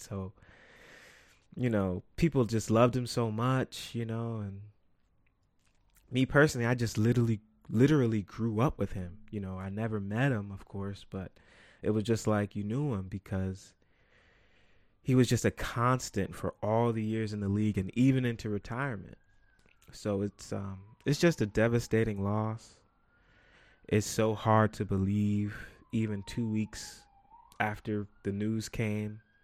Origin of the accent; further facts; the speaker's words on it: New York City, New York, United States; I'm from New York." And they say, "What part of New York?" And I say, "The Bronx."